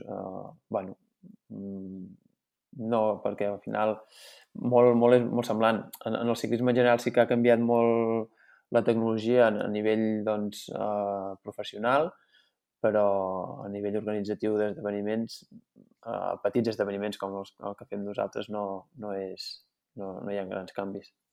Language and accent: Catalan; Santa Eulàlia de Riuprimer, Catalonia, Spain; jo sóc fill de Santa Eulàlia de Riu Primer